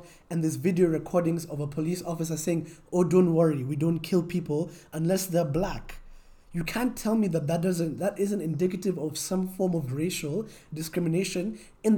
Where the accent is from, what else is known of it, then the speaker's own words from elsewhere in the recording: Kenya; as a Kenyan